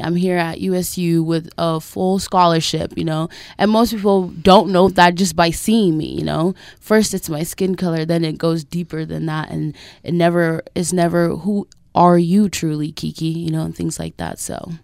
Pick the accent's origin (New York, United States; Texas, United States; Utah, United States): Utah, United States; Millcreek; I grew up in a great neighborhood. I grew up in Mill Creek